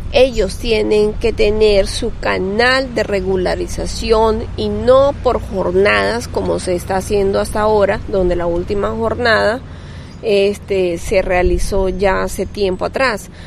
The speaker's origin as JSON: {"language": "Spanish", "country": "Venezuela", "tie": "born or raised there", "also_born_or_lived": "Cúcuta, Colombia", "moved": "as an adult", "lives_now": "Colombia", "said": "soy nacida en Colombia, pero criada en Venezuela"}